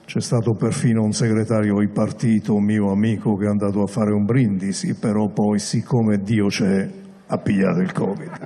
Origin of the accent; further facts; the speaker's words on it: Milan, Lombardy, Italy; Io da milanese medio